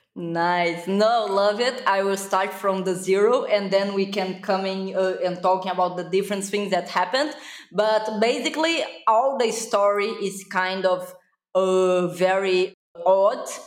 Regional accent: Brazil; English is a second language; I am from Brazil, so my accent is kind of super weird if people can really know where it's from. So it's Brazil

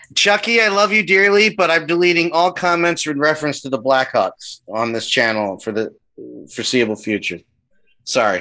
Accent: New Jersey, United States; I'm from Jersey

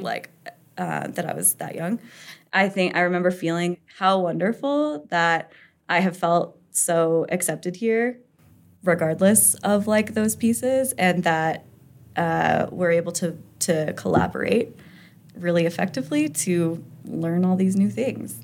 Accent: Castle Rock, Colorado, United States; also born or lived in Larkspur, Colorado / Sedalia, Colorado; I've lived in De, like, uh, Colorado my whole life. I grew up in Casa Rock and, like, Larkspur, Sedalia kind of area.

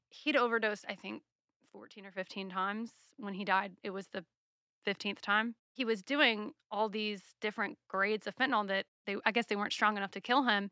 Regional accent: South Carolina, United States; moved away; I grew up in South Carolina

